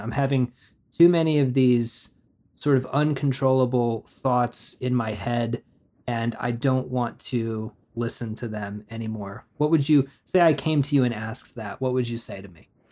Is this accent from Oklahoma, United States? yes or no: yes; Oklahoma, United States; I grew up in Oklahoma where the roads are empty most of the time